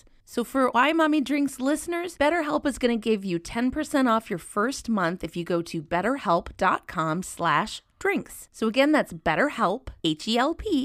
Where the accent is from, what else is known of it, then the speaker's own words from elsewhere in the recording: Minnesota, United States; now in California, United States; as someone who grew up in Minnesota